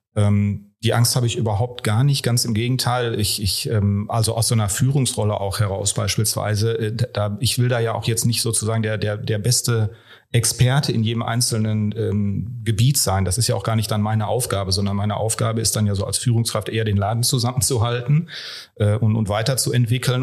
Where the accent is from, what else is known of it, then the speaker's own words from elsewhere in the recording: Ruhr area, North Rhine-Westphalia, Germany; moved away; ich ja ursprünglich auch ein Kind des Ruhrpots bin